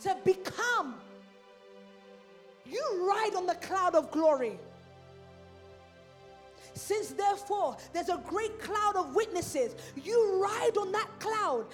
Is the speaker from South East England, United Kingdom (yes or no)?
no; London, United Kingdom; I'm from Islington